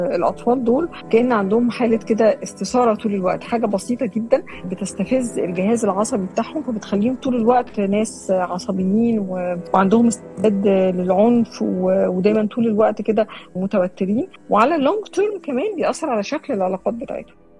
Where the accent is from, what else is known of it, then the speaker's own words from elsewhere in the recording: Syria; ومن سوريا